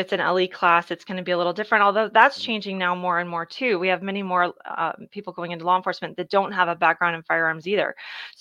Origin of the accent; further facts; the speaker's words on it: Dallas, Texas, United States; I grew up in Dallas